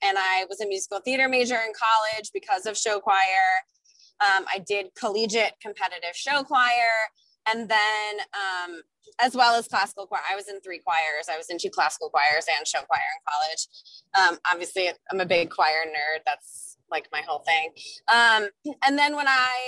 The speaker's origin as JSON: {"language": "English", "area": "suburbs of Chicago", "region": "Illinois", "country": "United States", "tie": "born or raised there", "said": "I'm from the Midwest. I grew up in the suburbs of Chicago"}